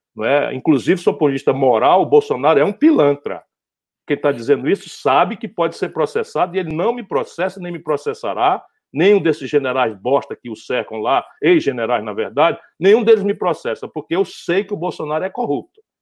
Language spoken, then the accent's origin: Portuguese; Northeast Region, Brazil; sou do Nordeste